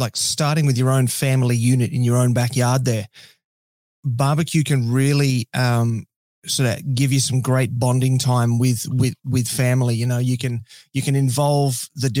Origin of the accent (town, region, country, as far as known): Australia